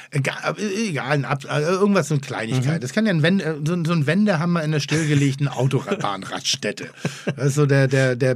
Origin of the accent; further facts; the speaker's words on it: Frankfurt, Hesse, Germany; Ich hatte das als Frankfurter.